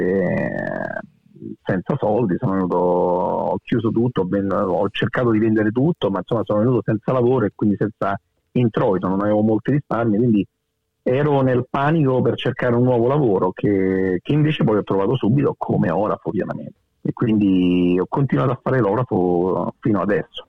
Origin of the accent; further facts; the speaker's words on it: Guidonia, Lazio, Italy; moved away as an adult; also born or lived in Rome; now in Sydney, Australia; sono nato a Roma ma poi ho vissuto tutta la, vita a Guidonia